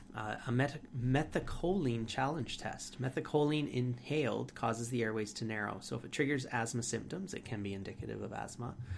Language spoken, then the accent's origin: English; Canada